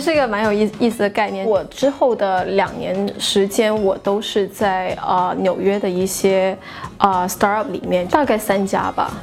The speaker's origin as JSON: {"language": "Chinese", "country": "China", "moved": "yes", "said": "当时只有我一个中国人"}